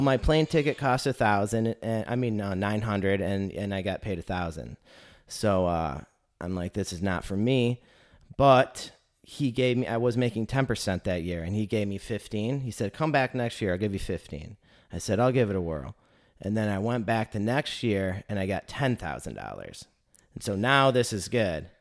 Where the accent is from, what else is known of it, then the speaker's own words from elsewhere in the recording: Northern Michigan, United States; moved away as an adult; also born or lived in Alaska; now in Chattanooga, United States; I came from Northern Michigan, so I'm a Michigander